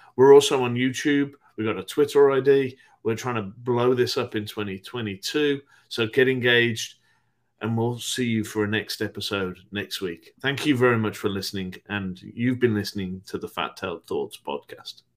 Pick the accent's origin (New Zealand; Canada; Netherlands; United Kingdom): United Kingdom; my home country, the UK